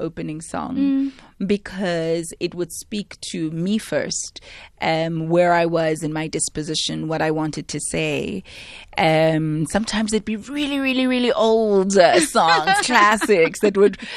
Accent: Soweto, Gauteng, South Africa; growing up in Soweto

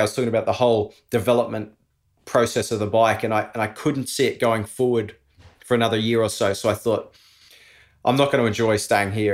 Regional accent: Australia; moved away as an adult; also born or lived in Andorra; Being an Aussie living overseas

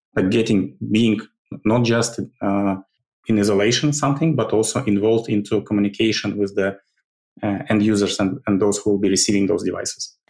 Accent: Ukraine; Originally, I'm from Ukraine. I, I, I was born in, uh, actually, not in Ukraine, but I li- lived all my life in the Ukraine

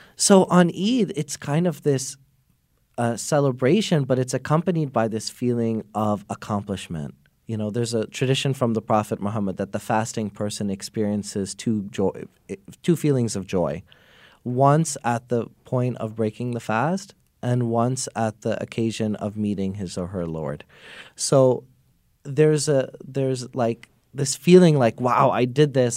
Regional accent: New York, United States; I grew up in New York.

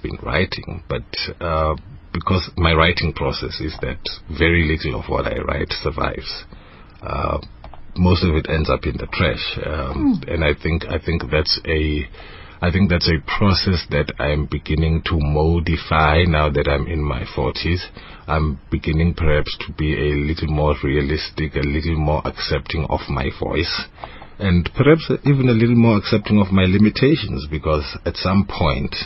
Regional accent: Eswatini; English is a second language; moved away; also born or lived in Soweto, Johannesburg, South Africa; I grew up in Swaziland

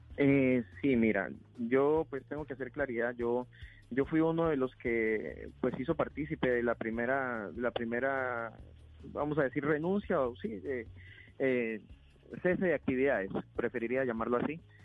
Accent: Leticia, Amazonas, Colombia; yo soy leticiano, o sea, yo, yo vivo acá porque soy de acá. Eh, solamente salí de Leticia para, formarme como médico, pero regresé.

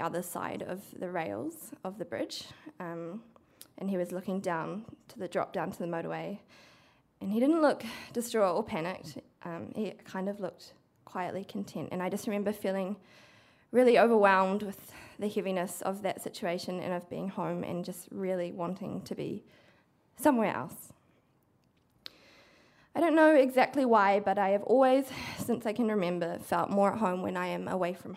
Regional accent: Cambridge, Waikato, New Zealand; I grew up in the Waikato mostly, but not entirely in Cambridge

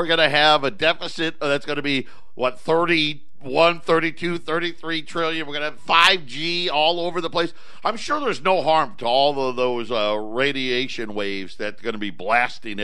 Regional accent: Syracuse, New York, United States; I grew up near Onondaga, Syracuse

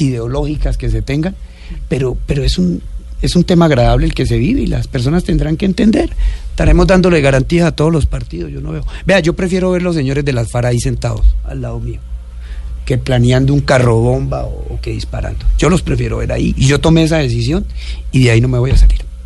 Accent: Inírida, Guainía, Colombia; also born or lived in Algeciras, Huila, Colombia; A los, nueve años, a los nueve años llegué a Inirida porque mi papá llegó allá de maestro

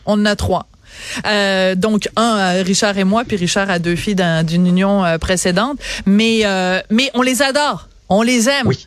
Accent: France; now in Quebec, Canada; je suis née en France

